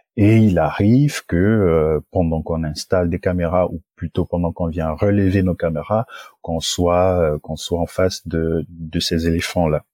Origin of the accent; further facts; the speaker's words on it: Gabon; moved away as an adult; now in France; je suis originaire du Gabon et dans mon Gabon natal